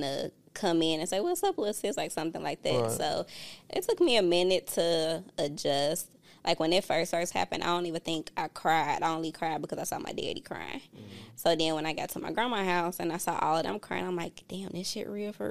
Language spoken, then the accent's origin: English; Chicago, Illinois, United States; moved away; I had a good life growing up. I didn't experience all of the things that y'all normally hear about Chicago